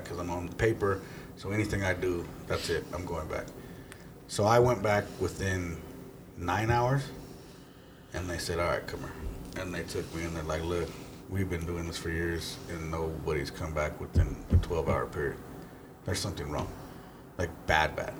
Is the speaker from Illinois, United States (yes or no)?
no; Englewood, Colorado, United States; also born or lived in Sheridan, Colorado; I was born in Inglewood, Colorado, Swedish Hospital. I grew up in Inglewood, Sheridan.